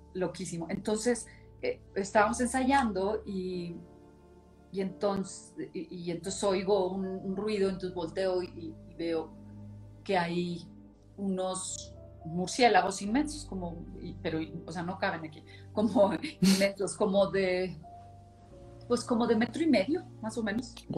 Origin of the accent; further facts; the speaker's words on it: Monclova, Coahuila, Mexico; yo soy de Moncloa, Coahuila, y entonces todos vivía, mi abuela, nosotros, mi tía y mi tío